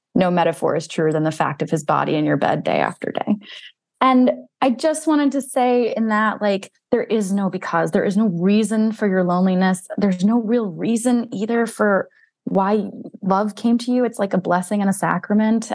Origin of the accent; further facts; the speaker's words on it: New Jersey, United States; I grew up in North Jersey